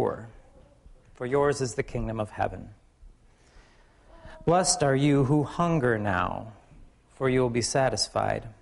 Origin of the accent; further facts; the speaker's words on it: Michigan, United States; now in Seattle, United States; I'm from Michigan